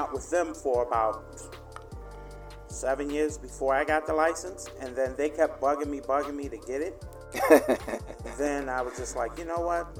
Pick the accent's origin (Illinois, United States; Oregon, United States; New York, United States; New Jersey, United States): New York, United States; New York City; In the Bronx.